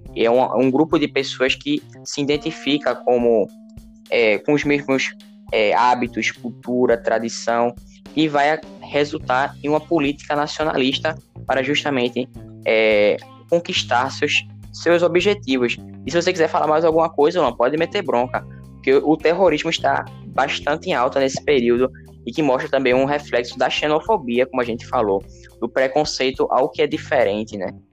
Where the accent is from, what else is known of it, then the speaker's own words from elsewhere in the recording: Brazil; nós, brasileiros ou outros latinos, não somos americanos